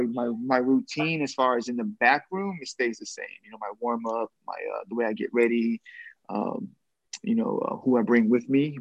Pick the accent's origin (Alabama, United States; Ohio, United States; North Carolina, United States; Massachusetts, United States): Massachusetts, United States; Boston; my hometown in Boston